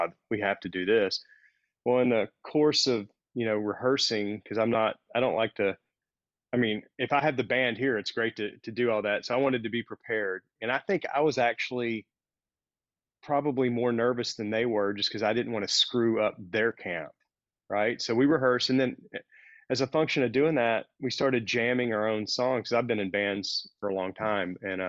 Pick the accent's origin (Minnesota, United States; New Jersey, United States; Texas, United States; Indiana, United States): Texas, United States; 60 miles from Longview; 60 miles from my hometown